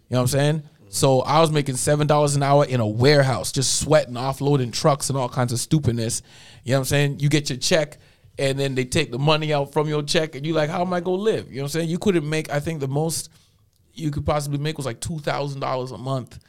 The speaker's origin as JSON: {"language": "English", "town": "Toronto", "region": "Ontario", "country": "Canada", "tie": "born or raised there", "moved": "as an adult", "lives_now": "Edmonton, Canada", "said": "I was born in Scarborough General Hospital, man. Ran up in them streets till I was 23, and then came out to Edmonton"}